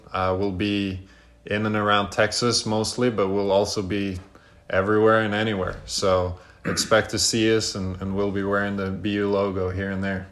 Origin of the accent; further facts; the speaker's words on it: Norway; now in United States; I'm obviously from Norway